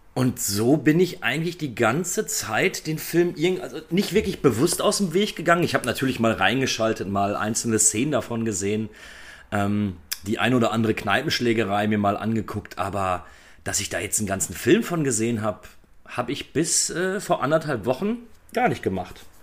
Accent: Germany; bei uns in Deutschland

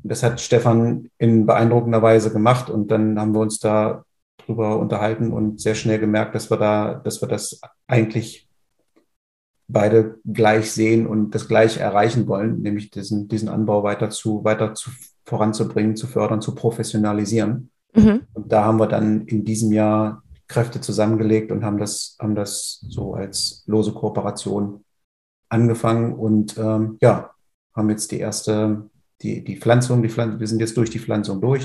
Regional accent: Oschersleben, Saxony-Anhalt, Germany; also born or lived in Halle an der Saale; Ich komme aus der Nähe von Oschersleben in der Magdeburger Börde. Mhm. Bin auf dem landwirtschaftlichen Betrieb meiner Familie groß geworden

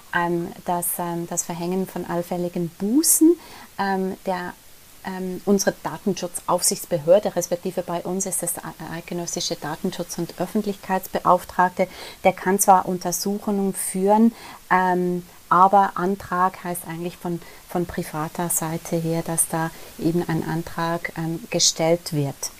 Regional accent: Switzerland; wir in der Schweiz

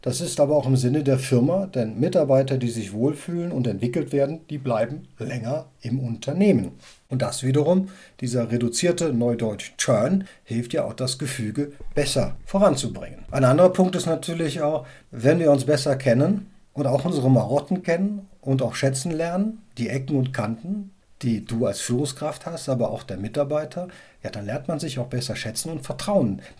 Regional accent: Cologne, North Rhine-Westphalia, Germany; Also ich komme aus Köln und in Köln ist es natürlich alles ein bisschen salopper und alles ein bisschen, ja, bodenständiger und nicht ganz so gewienert.

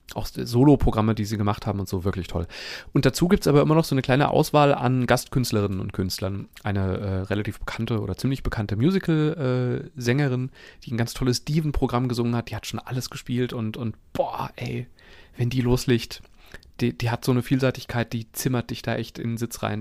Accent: Langen, Hesse, Germany; moved away; meine alte Heimatstadt Langen

